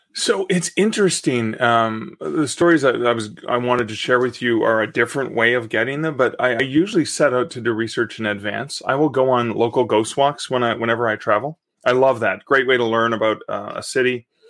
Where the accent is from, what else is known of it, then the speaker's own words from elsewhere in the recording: Canada; I am a Canadian author